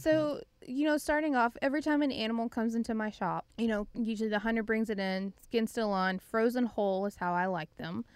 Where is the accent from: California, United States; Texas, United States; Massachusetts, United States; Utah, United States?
Texas, United States; Gatesville; I grew up in a pretty small town, uh, it was Gatesville, Texas